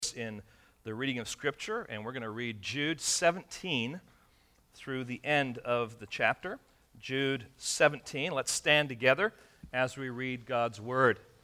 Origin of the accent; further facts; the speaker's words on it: England, United Kingdom; also born or lived in Michigan; now in California, United States; when I was young, uh, growing up in England